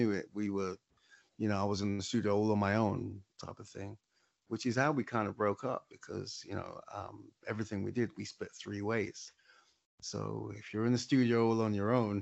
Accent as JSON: {"language": "English", "region": "London", "country": "United Kingdom", "moved": "as an adult", "lives_now": "Lewisham, London, United Kingdom", "said": "I'm from Hackney. I'm from the east side of London"}